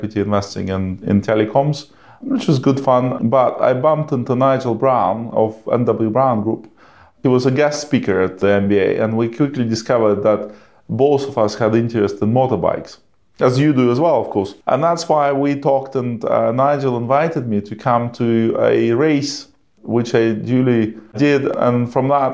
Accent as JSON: {"language": "English", "region": "Siberia", "country": "Russia", "tie": "born or raised there", "also_born_or_lived": "Maryland, United States", "moved": "as an adult", "lives_now": "Cambridge, United Kingdom", "said": "I grew up in Siberia in a family of scientists"}